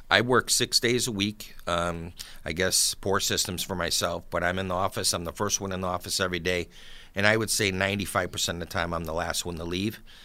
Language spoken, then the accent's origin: English; Buffalo, New York, United States; now in Hamburg, New York, United States; I grew up in South Buffalo, right off of Seneca Street, and, uh, lived there for, until I was about thirty years old. Then I moved out to Hamburg